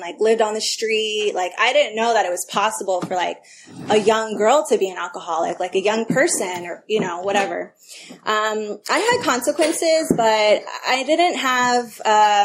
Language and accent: English; Albany, California, United States; also born or lived in El Cerrito, California; I grew up in the Bay Area in the East Bay. I grew up in Albany and then I went to El Cerrito High.